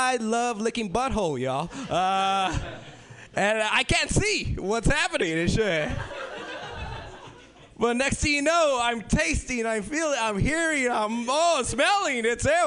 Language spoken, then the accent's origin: English; Los Angeles, California, United States; I'm originally from South Central L.A.